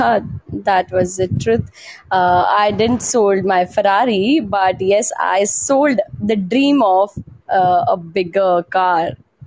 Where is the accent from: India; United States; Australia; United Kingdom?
India; Panchkula, Haryana; I am from Panchkula. That is a part of Tri-City, including Panchkula, Chandigarh and Mohali.